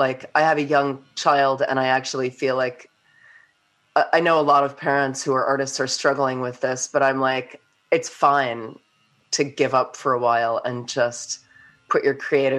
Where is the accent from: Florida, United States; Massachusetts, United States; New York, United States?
New York, United States; moved away as an adult; now in Hawke's Bay, New Zealand; I'm from New York.